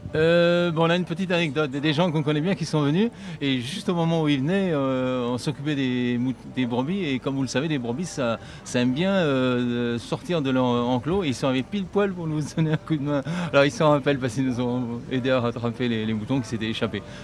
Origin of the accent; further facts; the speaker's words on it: northern Dordogne, Nouvelle-Aquitaine, France; Nous on est entre Périgueux et Angoulême, donc c'est le nord de la Dordogne, c'est le Périgord vert, et on a notre ferme là-bas